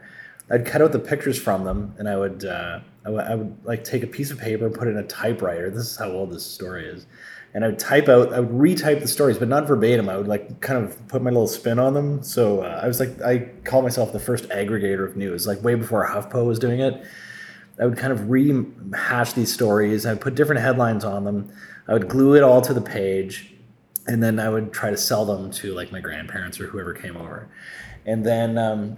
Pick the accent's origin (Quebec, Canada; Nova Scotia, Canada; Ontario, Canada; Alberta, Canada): Ontario, Canada; Sault Ste. Marie; I applied to the Sioux Star in my hometown